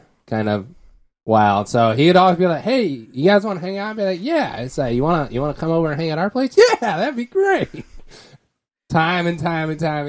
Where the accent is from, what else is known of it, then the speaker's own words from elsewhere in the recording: United States; I'm American.